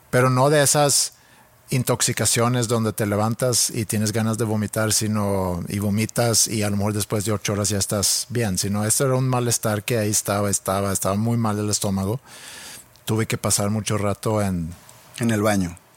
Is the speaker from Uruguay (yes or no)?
no; Sweden; now in Mexico; Yo siendo sueco viviendo en México.